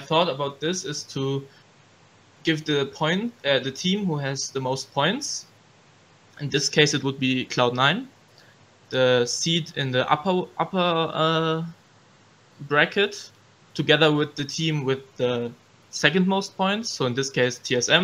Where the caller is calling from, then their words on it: Cologne, North Rhine-Westphalia, Germany; I'm calling from Cologne, Germany